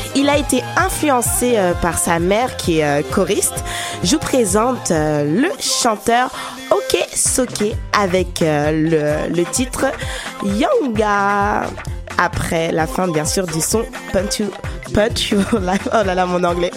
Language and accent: French; France; accent: French; moved away; la France, oui, mon pays natal, parce que en écoutant ma voix, on sait que je suis française, avec l'accent français